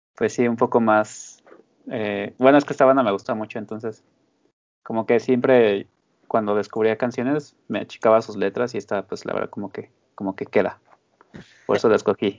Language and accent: Spanish; Mexico; siendo mexicano